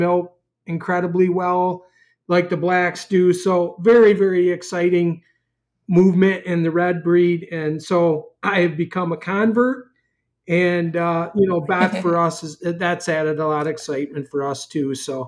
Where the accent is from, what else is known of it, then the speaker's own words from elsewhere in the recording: New York, United States; moved away as an adult; now in Wisconsin, United States; So, as many people know, I'm a transplant from New York to Wisconsin. We had a dairy in New York for many, many years with a family, and, a little over 4 years ago, I guess, I came to Wisconsin after we sold our dairy in New York